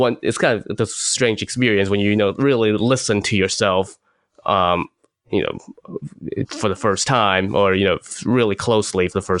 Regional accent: China; moved away; when I was a kid growing up in China

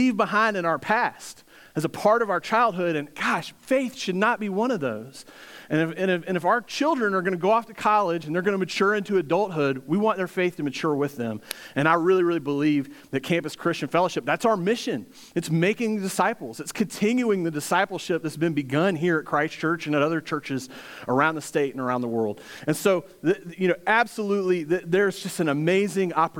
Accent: Virginia, United States; also born or lived in Hampton Roads, Virginia; now in Greenville, United States; I'm actually from Virginia, but I've lived in Greenville for over 15 years

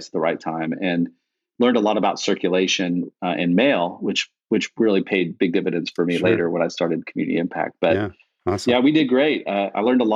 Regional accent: Austin, Texas, United States; I grew up in Austin

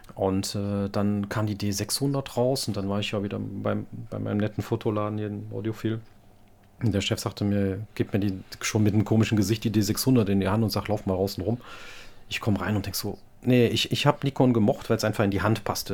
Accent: Wallonia, Belgium; als Belgier sind wir ein kleines Land und haben da immer gute Chancen, vor allem als Deutschsprachige

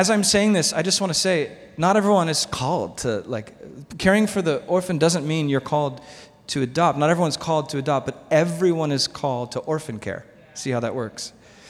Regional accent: United States; we, as American Christians

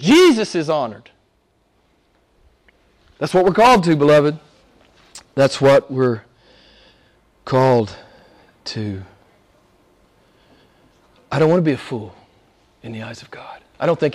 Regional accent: United States; I'm an American

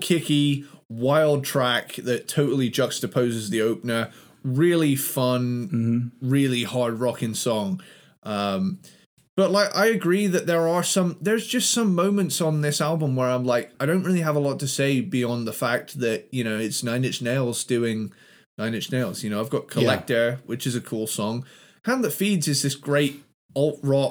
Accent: Cornwall, South West England, United Kingdom; accent: Cornish; my kind of Cornish accent came in a little bit

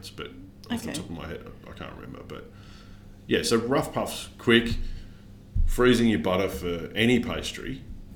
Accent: Australia; I'm Australian

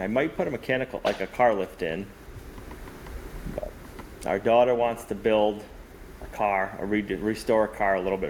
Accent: Massachusetts, United States; moved away as an adult; I grew up in Mass, probably about 15 minutes from the Patriots Stadium.

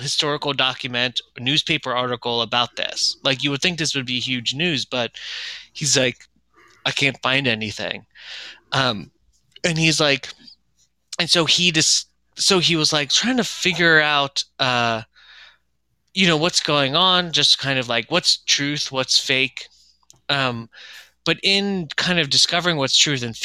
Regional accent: Chester County, Pennsylvania, United States; back where I grew up in Chester County

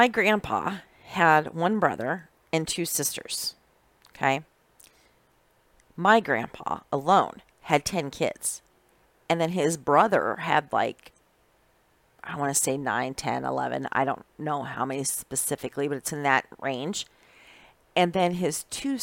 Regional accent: Iowa, United States; moved away as an adult; also born or lived in Indianola, Iowa; now in Wisconsin, United States; I've been working ever since I was a little girl, growing up in Iowa, in the country

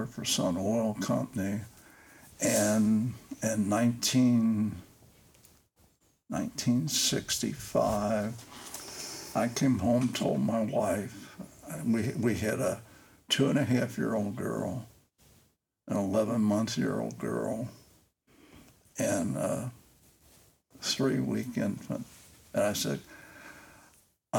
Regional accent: Cincinnati, Ohio, United States; born or raised there; also born or lived in Newport, Kentucky

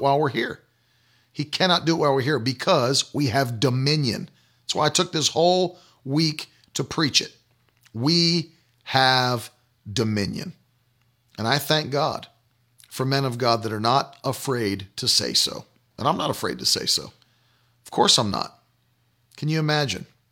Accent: West Virginia, United States; When I was a kid, I grew up in West Virginia

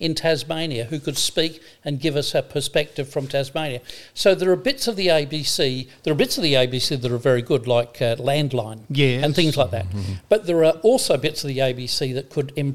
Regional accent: Scotland, United Kingdom; now in Australia; I'm a Scotsman.

